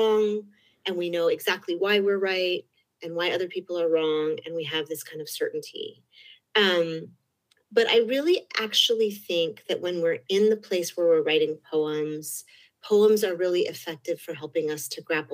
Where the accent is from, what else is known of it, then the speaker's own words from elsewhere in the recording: Berkeley, California, United States; I grew up in Berkeley